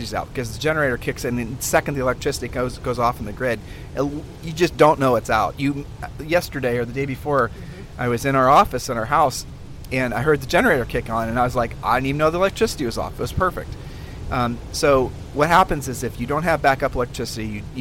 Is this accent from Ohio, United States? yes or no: yes; Columbus, Ohio, United States; moved away; we're originally from Columbus, Ohio